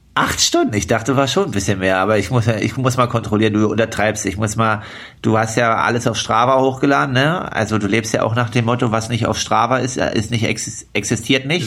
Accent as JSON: {"language": "German", "area": "Altmark", "region": "Saxony-Anhalt", "country": "Germany", "tie": "born or raised there", "moved": "yes", "lives_now": "Leipzig, Germany", "said": "Bin Profi-Triathlet aus Leipzig, komme gebürtig aus der Altmark."}